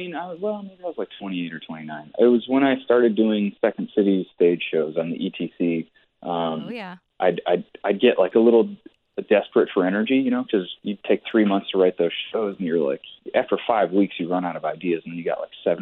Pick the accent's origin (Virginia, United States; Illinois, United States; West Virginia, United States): Illinois, United States; Joliet; moved away as an adult; also born or lived in Chicago; now in Los Angeles, United States; My mom is French, and I grew up half French in Joliet.